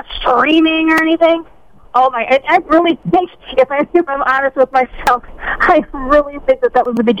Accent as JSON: {"language": "English", "town": "Green Bay", "region": "Wisconsin", "country": "United States", "tie": "born or raised there", "said": "We were both born and raised in Green Bay. I was much more of a fan. I was born 3 weeks before the Ice Bowl, so I'm kind of old."}